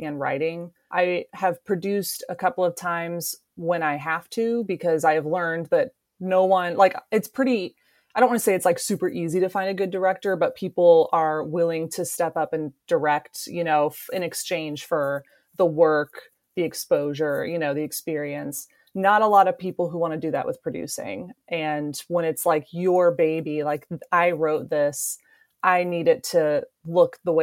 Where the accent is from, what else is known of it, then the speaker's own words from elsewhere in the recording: Kansas, United States; also born or lived in Los Angeles; this will be my second winter back in Kansas. I got one away and now I'm back